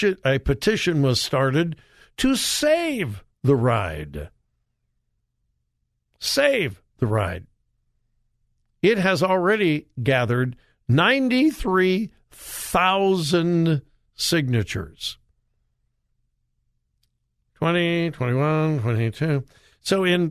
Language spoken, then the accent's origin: English; California, United States; I grew up in Southern California.